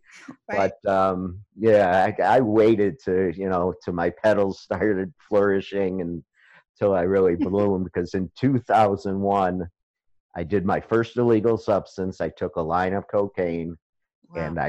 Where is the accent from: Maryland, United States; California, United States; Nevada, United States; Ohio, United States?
Ohio, United States; Beachwood; moved away; I was born and raised in Cleveland, Ohio. And as you know, I grew up in a suburb called Beechwood